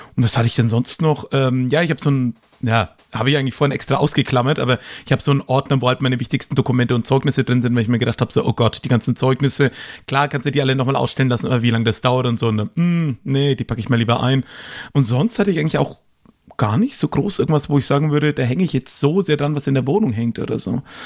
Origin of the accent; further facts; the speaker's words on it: Erlangen, Bavaria, Germany; in meine Geburtsstadt Erlangen